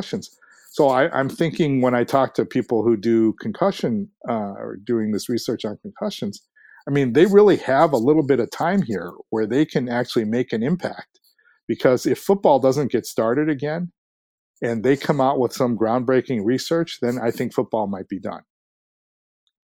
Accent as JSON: {"language": "English", "town": "Ames", "region": "Iowa", "country": "United States", "tie": "born or raised there", "moved": "yes", "lives_now": "Minnesota, United States", "said": "I was born and raised in Ames, Iowa, which is the home of Iowa State University"}